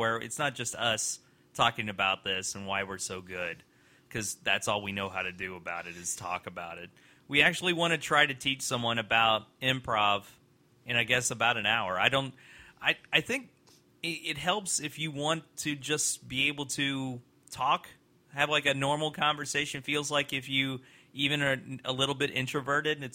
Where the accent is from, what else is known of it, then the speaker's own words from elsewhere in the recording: Louisville, Kentucky, United States; I grew up in Louisville.